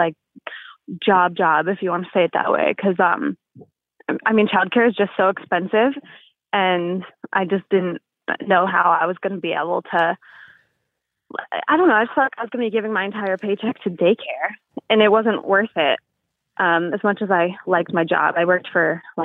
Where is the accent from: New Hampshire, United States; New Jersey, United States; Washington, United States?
New Jersey, United States; Lakewood; now in Monmouth County, United States; I grew up in Lakewood